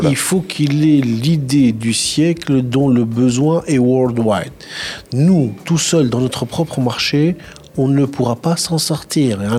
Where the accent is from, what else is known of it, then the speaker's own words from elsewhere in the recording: Tunisia; je suis tunisien